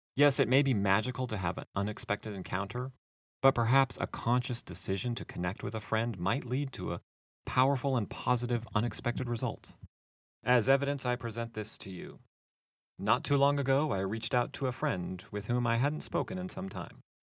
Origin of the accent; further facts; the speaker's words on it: Seattle, Washington, United States; moved away as an adult; also born or lived in California / Arlington, Virginia; I'm from the west coast of the United States, growing up in the Seattle area and going to school later and living in California